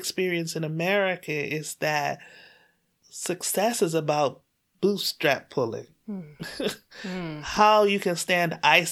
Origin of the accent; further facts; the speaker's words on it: Bermuda; I was born and raised in Bermuda